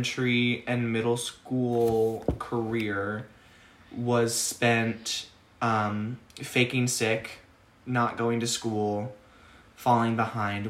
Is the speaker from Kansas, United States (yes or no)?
yes; Wichita, Kansas, United States; also born or lived in Baltimore area, Maryland / Frederick County, Maryland; I was born in Wichita, moved to the Baltimore area when I was like one, moved back when I was like seven or eight